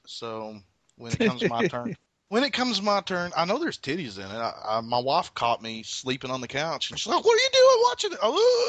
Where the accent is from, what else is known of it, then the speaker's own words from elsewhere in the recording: Kentucky, United States; And just because I'm from Kentucky, you gotta have that rooster jiggly shit that a rooster has on its throat